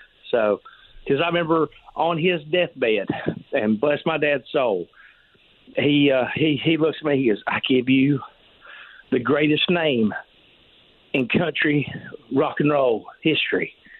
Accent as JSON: {"language": "English", "town": "Wilkesboro", "region": "North Carolina", "country": "United States", "tie": "born or raised there", "also_born_or_lived": "Cleveland, Ohio", "moved": "yes", "lives_now": "Florida, United States", "said": "I grew up in North Carolina."}